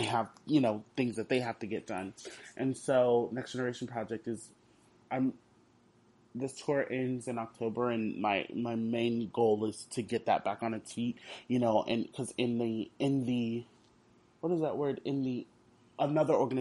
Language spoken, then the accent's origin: English; Houston, Texas, United States; I'm from Houston